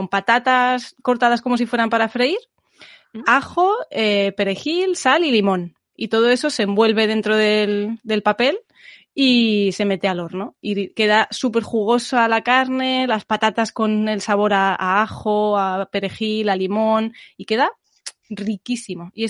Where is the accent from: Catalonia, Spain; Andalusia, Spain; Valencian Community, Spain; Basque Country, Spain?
Catalonia, Spain; yo, aunque sea catalana, de procedencia familiar, soy murciana. Tengo lo mejor de toda España.